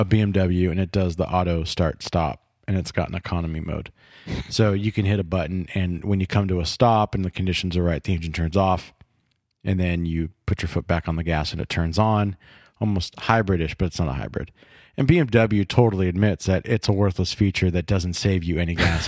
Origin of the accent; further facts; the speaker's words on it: California, United States; Growing up in California